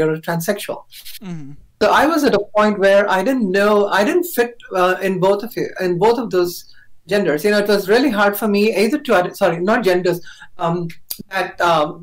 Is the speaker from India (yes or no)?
yes; India; I was born in India. I'm a South Asian